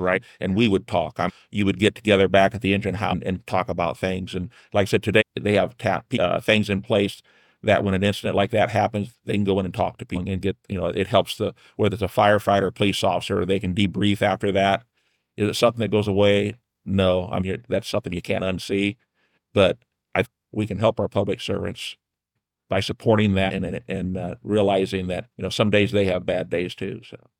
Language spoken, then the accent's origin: English; New Haven, Indiana, United States; I grew up on Hartshell Road, right between twenty-four and, uh, thirty there in New Haven